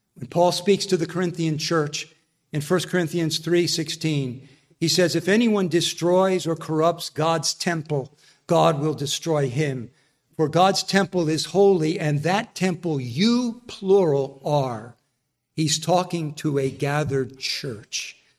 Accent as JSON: {"language": "English", "region": "New Jersey", "country": "United States", "said": "I'm from New Jersey"}